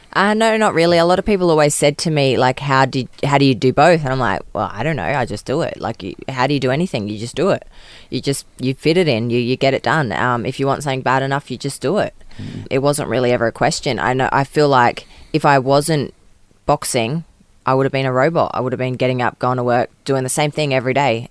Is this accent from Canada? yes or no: no; Adelaide, South Australia, Australia; I grew up um, in and out of different houses in Adelaide